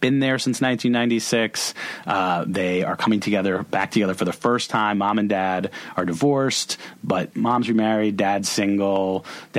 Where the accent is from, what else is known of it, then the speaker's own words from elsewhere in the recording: Boston, Massachusetts, United States; moved away; also born or lived in Los Angeles / New York; going to Cape Cod every summer as a Bostonian.